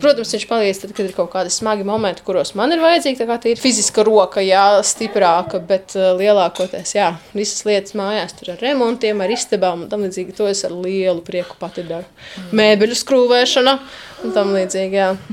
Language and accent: Latvian; Līvāni, Latgale, Latvia; moved away as an adult; now in Jelgava, Latvia; nodzīvojusi 17 gadus Latgalē, es jūtos tomēr kā līvāniet, kā latgalieti joprojām